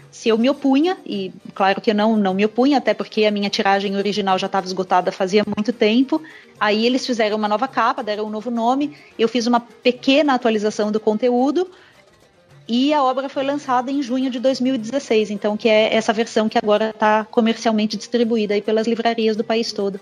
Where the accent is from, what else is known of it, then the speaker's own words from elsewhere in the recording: São Paulo, Brazil; Eu sou nascida e criada em São Paulo